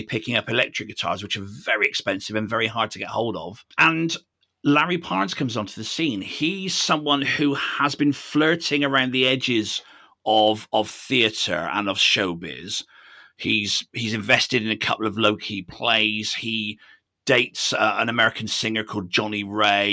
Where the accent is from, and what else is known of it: United Kingdom